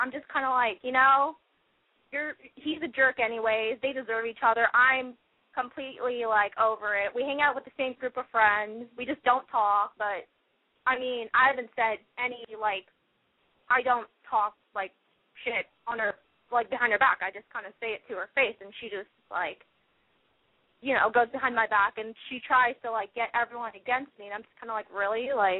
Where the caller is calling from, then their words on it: Fullerton, California, United States; I'm 17. I'm from Fullerton